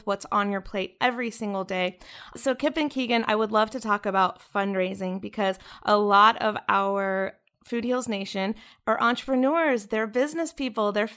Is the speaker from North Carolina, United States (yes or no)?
yes; Chapel Hill, North Carolina, United States; That's where I'm from. I'm from Chapel Hill, North Carolina.